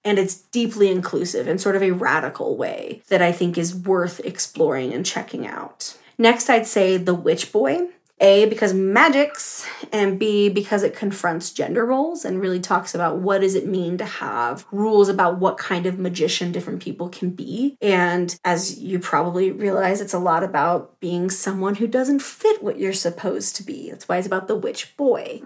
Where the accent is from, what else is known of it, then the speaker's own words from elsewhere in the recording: Southwest, United States; growing up in the Southwest